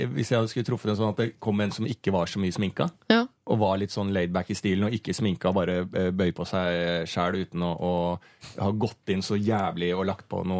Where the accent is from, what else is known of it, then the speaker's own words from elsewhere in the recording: Bærumsverk, Akershus, Norway; Ja, men jeg er fra Bærumsverk, det er en sånn bygde